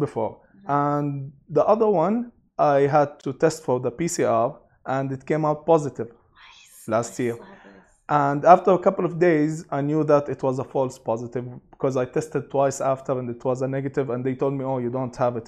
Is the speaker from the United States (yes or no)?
no; Abu Dhabi, United Arab Emirates; also born or lived in Sharjah; now in Dubai, United Arab Emirates; I was born and raised in Abu Dhabi